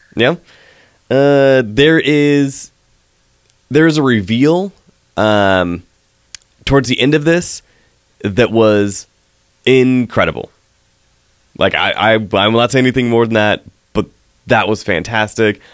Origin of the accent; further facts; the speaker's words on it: West Coast, United States; I grew up on the West Coast